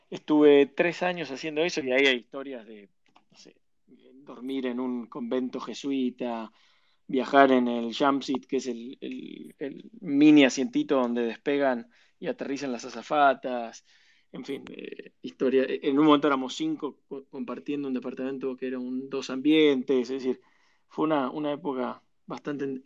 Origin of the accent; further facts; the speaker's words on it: Buenos Aires, Argentina; also born or lived in Mexico / Venezuela; yo eh, nací en Buenos Aires, de chico viví en, vivimos en, en, México, cinco años, en Venezuela, cuatro años, eh, por laburo de mi viejo, expatriado y demás. Y después yo terminé el colegio en Argentina